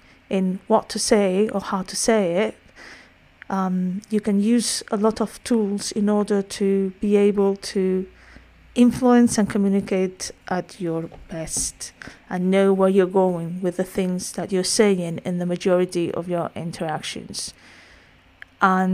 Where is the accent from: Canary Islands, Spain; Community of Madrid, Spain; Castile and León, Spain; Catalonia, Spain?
Community of Madrid, Spain; Madrid; accent: Spanish; English is a second language; I'm Spanish, in case you hadn't picked up my accent up to now